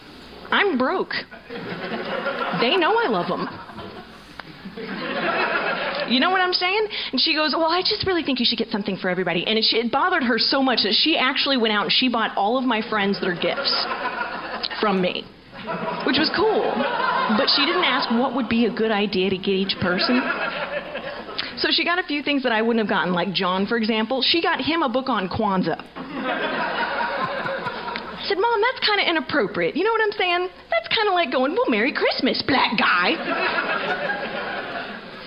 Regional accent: Seattle, Washington, United States; I'm from Seattle

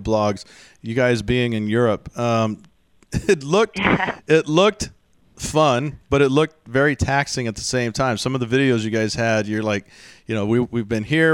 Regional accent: Texas, United States; moved away; I'm from Texas

